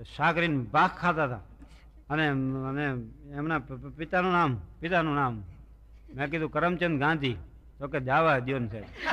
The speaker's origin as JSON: {"language": "Gujarati", "region": "Gujarat", "country": "India", "said": "અમારું ગામ જે રહ્યું ને એનું માથાદીઠ આવક ગુજરાત રાજ્યમાં પ્રથમ નંબરે છે"}